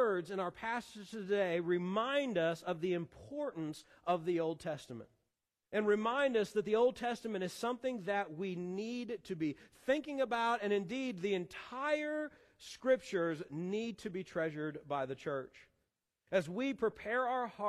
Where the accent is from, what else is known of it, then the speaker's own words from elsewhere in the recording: Columbia, Missouri, United States; moved away; I was a freshman in high school back in my hometown of Columbia, Missouri